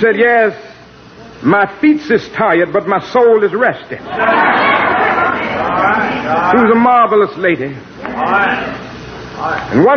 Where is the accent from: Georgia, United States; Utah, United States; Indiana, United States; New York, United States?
Georgia, United States; my home state of Georgia